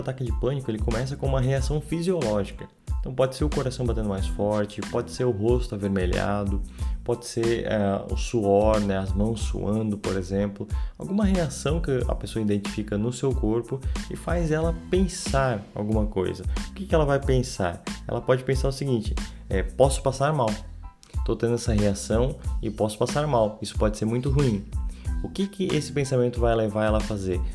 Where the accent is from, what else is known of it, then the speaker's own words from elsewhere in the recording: Santa Catarina, Brazil; sou de Santa Catarina